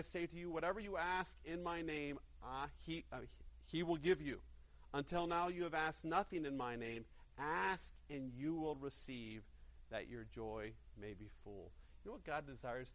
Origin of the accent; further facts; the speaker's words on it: Greenville, South Carolina, United States; my hometown of Greenville, South Carolina.